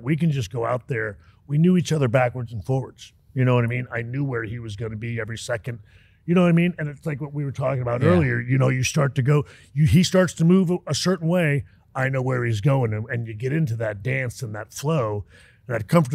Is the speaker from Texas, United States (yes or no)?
yes; Texas, United States; I was raised in Texas